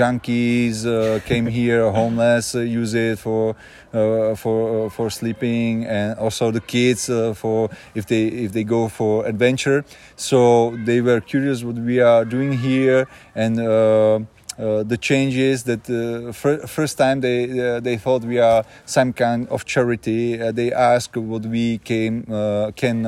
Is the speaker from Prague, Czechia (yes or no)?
no; Janov, Ústí nad Labem Region, Czechia; English is a second language; moved away; I was born here in Janov many years ago, so I'm back home